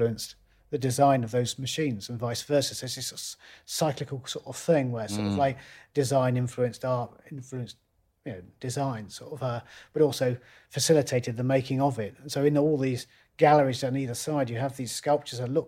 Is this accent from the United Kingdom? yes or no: yes; Loughborough, East Midlands, United Kingdom; a great big electrical engineering factory in my hometown, Loughborough